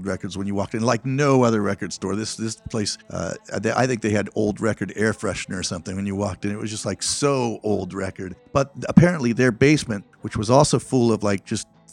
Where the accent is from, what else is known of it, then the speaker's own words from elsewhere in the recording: Rancho Cordova, California, United States; I grew up in Rancho Cordova